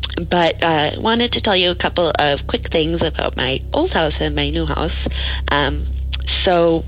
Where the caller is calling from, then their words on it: Portland, Oregon, United States; moved away as an adult; calling. I'm calling from California. I recently moved down here from Portland, Oregon.